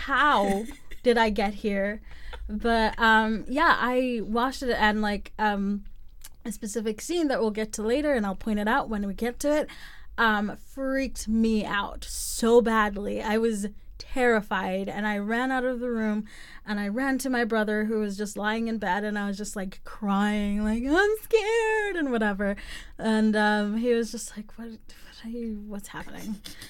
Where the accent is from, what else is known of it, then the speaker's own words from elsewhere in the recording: South Africa; A fact about myself, I am from South Africa, born and raised, even though I sound nothing like that is the truth, but it is.